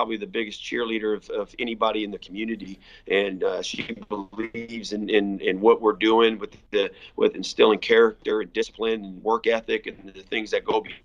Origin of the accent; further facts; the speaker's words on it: Michigan, United States; moved away as an adult; also born or lived in Illinois; now in Texas, United States; I grew up in Michigan where private schools and public schools will play each other in a state championship